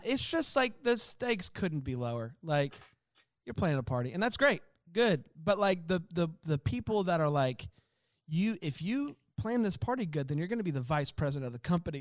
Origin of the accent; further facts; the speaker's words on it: Florida, United States; I grew up in Florida